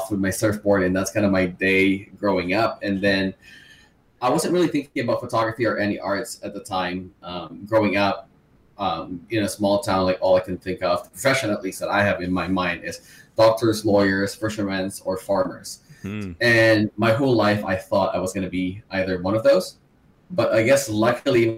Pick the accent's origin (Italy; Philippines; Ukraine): Philippines; moved away as an adult; now in Vancouver, Canada; So I'm from Philippines. I was born and raised in Philippines. I moved to Vancouver, Canada for about 8 years ago.